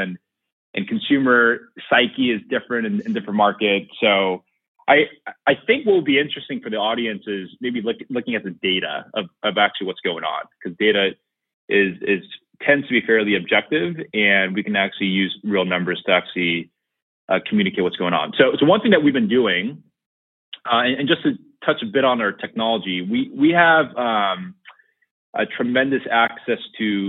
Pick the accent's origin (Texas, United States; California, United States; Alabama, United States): California, United States; San Francisco; my hometown, San Francisco